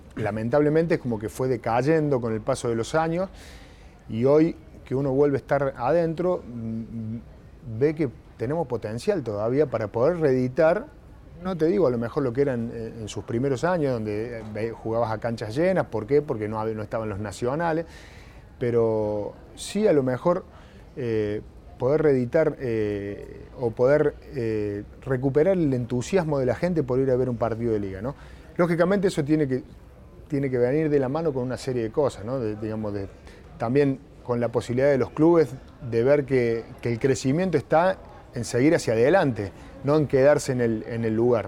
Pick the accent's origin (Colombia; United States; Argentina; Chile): Argentina; en una sociedad como la Argentina